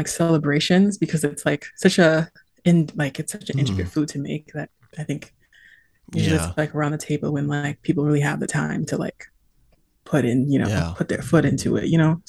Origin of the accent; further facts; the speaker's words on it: Pawtucket, Rhode Island, United States; now in Boston, United States; So I'm in Massachusetts, which is the land of the Massachusetts people. And I'm from my hometown is Pawtucket